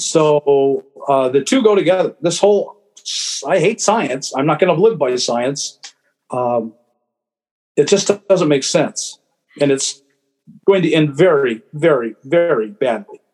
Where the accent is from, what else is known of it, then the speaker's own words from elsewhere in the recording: Anchorage, Alaska, United States; moved away; I grew up in Anchorage, and it was a very different place then